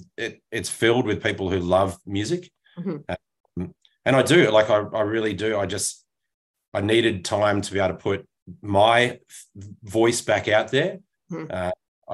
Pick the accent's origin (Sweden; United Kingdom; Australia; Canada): Australia; which as an Australian, you don't know how to take a compliment.